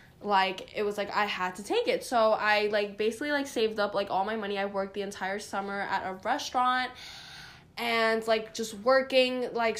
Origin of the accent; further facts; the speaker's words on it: New York City, New York, United States; I am from Queens, New York